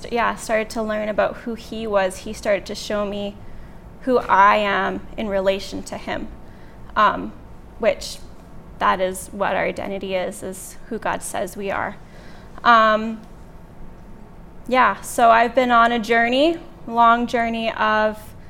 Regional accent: Lethbridge, Alberta, Canada; I'm from Lethbridge

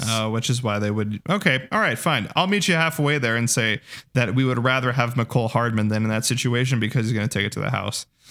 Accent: Arizona, United States; now in Kansas City, United States; I'm from Arizona

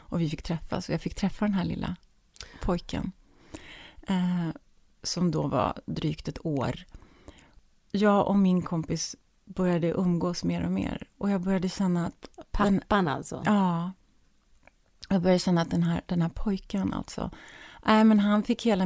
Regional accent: Stockholm, Stockholm County, Sweden; moved away; also born or lived in Munich; hemma i Stockholm.

